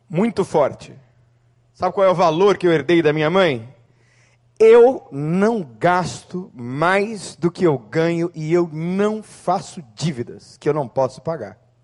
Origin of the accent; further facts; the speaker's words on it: Santo André, São Paulo, Brazil; na cidade de Santo André, na rua Porto Alegre, número 450